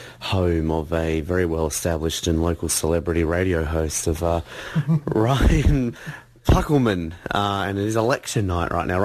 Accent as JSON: {"language": "English", "country": "Australia", "said": "as an Australian"}